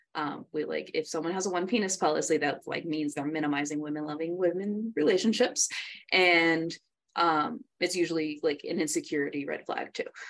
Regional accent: New York, United States; moved away; also born or lived in San Antonio, Texas; growing up in New York

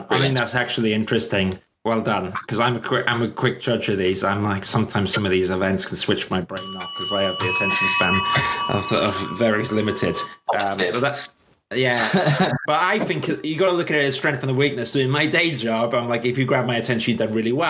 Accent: Swansea, Wales, United Kingdom; now in London, United Kingdom; I'm a South Wales boy. But I tell you what, I always, North Wales is beautiful. And I'm from Swansea.

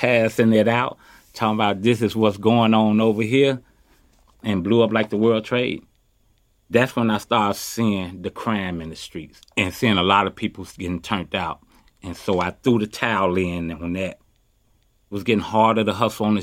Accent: Chicago, Illinois, United States; now in Oakland, United States; I was born and raised in Chicago. I grew up in the projects, Robert Taylor, and moved to the Ida B. Wells

